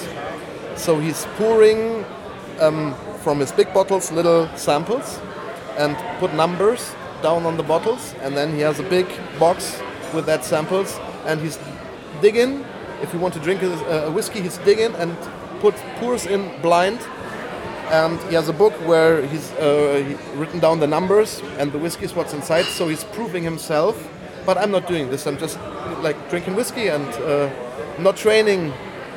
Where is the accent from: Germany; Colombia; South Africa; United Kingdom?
Germany; Bonn, North Rhine-Westphalia; I'm from Bonn, Western Germany.